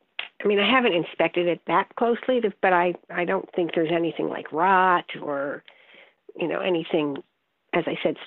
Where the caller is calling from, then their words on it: Saratoga Springs, New York, United States; Saratoga Springs.